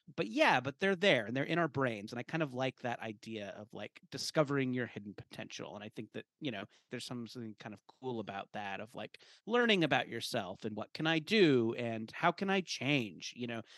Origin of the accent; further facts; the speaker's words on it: Orange County, California, United States; I grew up in Orange County, California